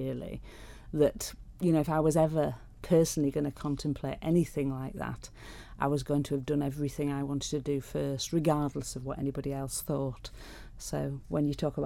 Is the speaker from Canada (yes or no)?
no; Pickering, Yorkshire and the Humber, United Kingdom; Pickering, the small town I was brought up